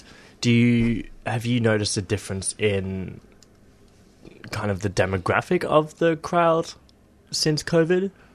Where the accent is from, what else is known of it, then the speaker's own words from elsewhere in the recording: England, United Kingdom; now in Australia; as an English immigrant